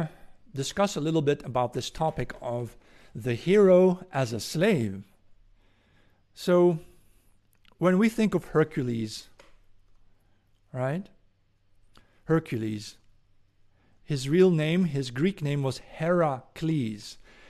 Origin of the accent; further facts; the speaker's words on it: Netherlands; English is a second language; I'm from the Netherlands.